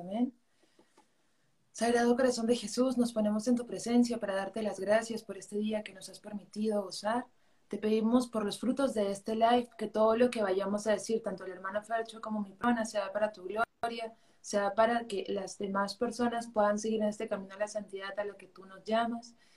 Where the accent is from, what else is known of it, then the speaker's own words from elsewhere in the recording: Arequipa, Peru; soy de Arequipa, Perú